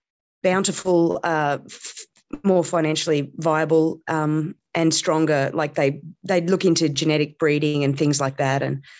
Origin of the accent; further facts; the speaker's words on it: India; Well, that's... happy that you asked. I grew up in India.